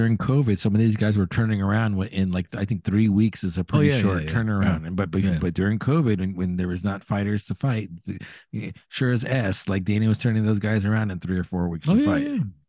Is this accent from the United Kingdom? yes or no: no; Brazil; yeah, exactly. I'm from Brazil.